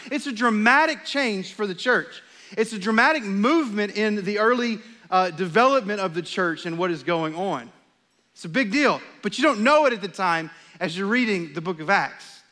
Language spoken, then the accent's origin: English; Texas, United States; also born or lived in Charlotte, North Carolina; We're from Texas. This is home for us.